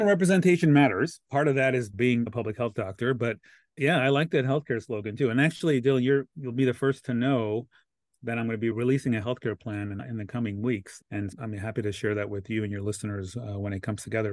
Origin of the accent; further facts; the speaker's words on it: Los Angeles, California, United States; I'm born and raised in Los Angeles